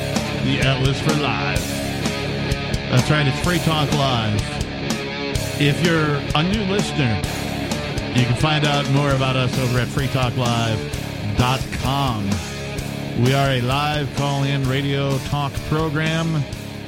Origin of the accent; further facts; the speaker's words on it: Wisconsin, United States; I'm from Wisconsin.